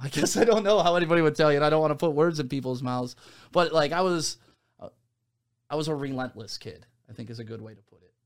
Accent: Novi, Michigan, United States; also born or lived in Detroit, Michigan; I grew up in the Novi, West Bloomfield area

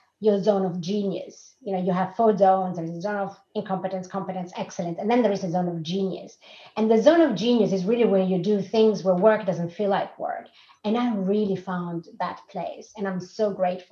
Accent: Rome, Lazio, Italy; moved away as an adult; also born or lived in Lausanne, Switzerland / Austria / Zurich, Switzerland; now in Sweden; I'm originally from Rome. I left Rome in 2004 and started living abroad

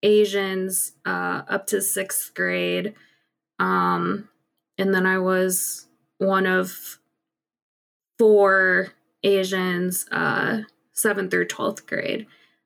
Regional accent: St. Louis, Missouri, United States; also born or lived in Seoul, South Korea; I was adopted at 4 months old from Seoul, South Korea. I was adopted to a very Irish Catholic family in St. Louis, Missouri. Grew up very Irish Catholic, grew up pretty white, pretty sheltered.

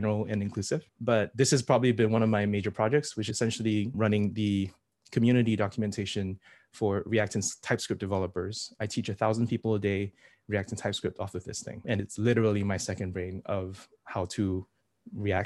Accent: Singapore; I'm from Singapore

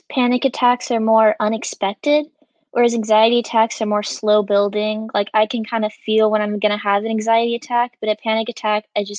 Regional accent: Portland, Oregon, United States; I'm also from Portland, Oregon, and I'm also a junior.

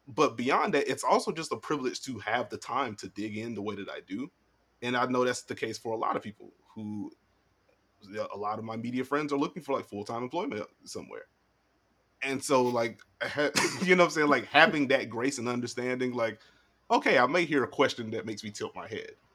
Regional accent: South Carolina, United States; I'm from South Carolina

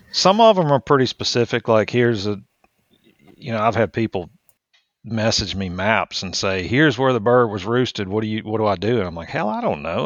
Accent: Richmond, Virginia, United States; moved away as an adult; also born or lived in Mississippi / Louisiana; now in Georgia, United States; I grew up outside of Richmond

